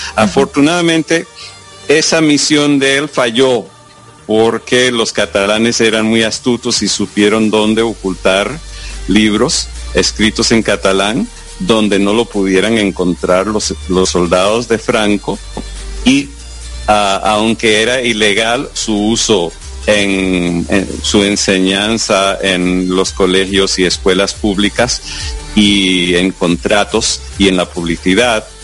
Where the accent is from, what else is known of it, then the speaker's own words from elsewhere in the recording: United States; first language English; Spanish is a second language; pues también nací en los Estados Unidos, entonces soy estadounidense